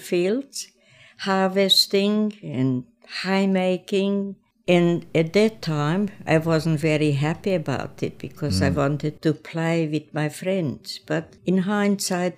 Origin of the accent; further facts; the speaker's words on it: Oberwart, Burgenland, Austria; first language Croatian; English is a second language; moved away as an adult; also born or lived in Prelog, Croatia; now in Australia; I was born in Croatia, a village called Prelog, and I had a sister. She was older than I was. And then my mother died when I was 3 years old, and we came to live with grandparents in Oberwart, that's in Burgenland, a part of Austria